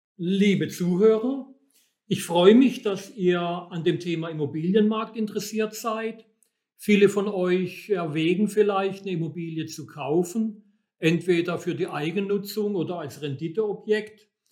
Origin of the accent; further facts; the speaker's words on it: Germany; bei uns in Deutschland